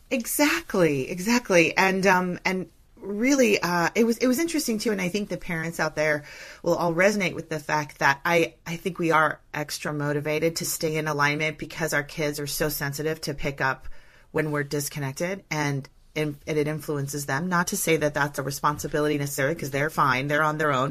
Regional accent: Northern California, United States; I'm from Northern California

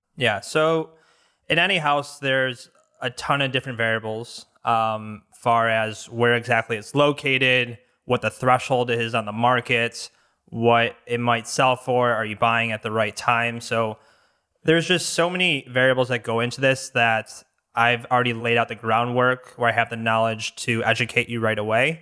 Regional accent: Bloomfield Hills, Michigan, United States; also born or lived in Franklin, Michigan; So I grew up in Bloomfield Hills. Um, end up living in Franklin for the most part.

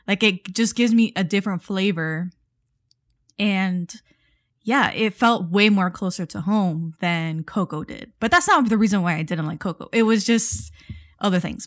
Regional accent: Miami, Florida, United States; we come from Miami, we come from the South Florida

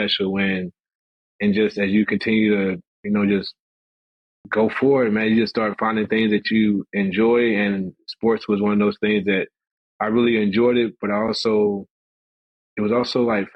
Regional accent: small town Tennessee, United States; growing up in the South, small town Tennessee, we were rough

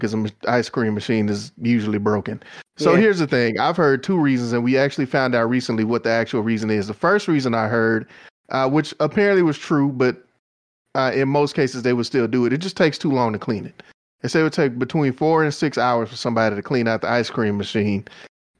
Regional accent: Texas, United States; I'm from Texas

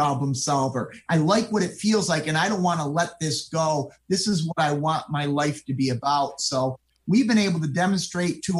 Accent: Rotterdam, New York, United States; I grew up in Rotterdam, which is a town in Schenectady County.

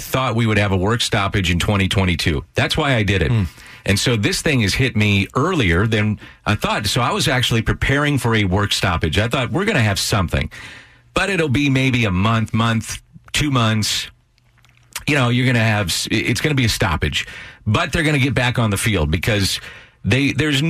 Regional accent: St. Louis, Missouri, United States; I'm a guy from South St. Louis that came from nothing

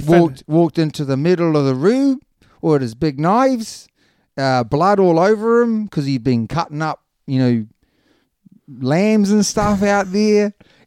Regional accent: New Zealand; I'm a Kiwi

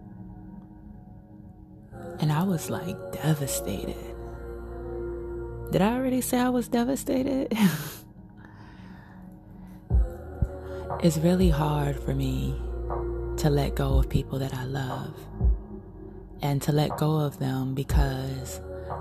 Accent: New York City, New York, United States; I'm from Coney Island.

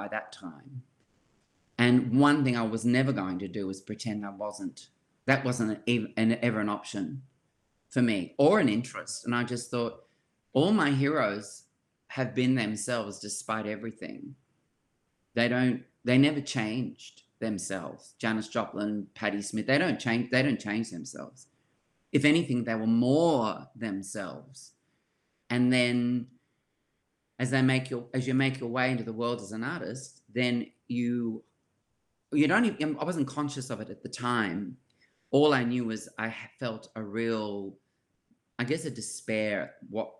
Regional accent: Sydney, New South Wales, Australia; when I was growing up in Surry Hills, it was multicultural.

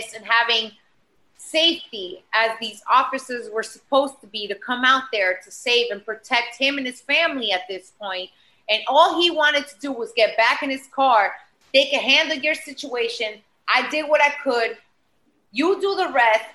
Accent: Boca Raton, Florida, United States; also born or lived in Miami; now in New York, United States; I am from Boca Raton

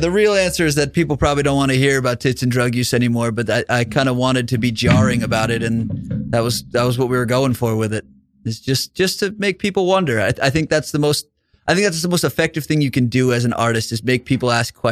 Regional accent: Brooklyn, New York, United States; now in Colorado, United States; I'm originally from Brooklyn. I moved out to Colorado and got into the music scene there.

